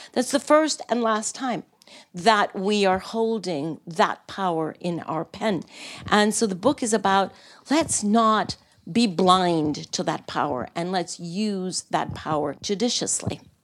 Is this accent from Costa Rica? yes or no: yes; Costa Rica; come from a developing country. Uh, a model of environmental responsibility and from a very, very political family uh, where my father was not just three times president, but he also took the very courageous decision of abolishing the army, and hence Costa Rica has no army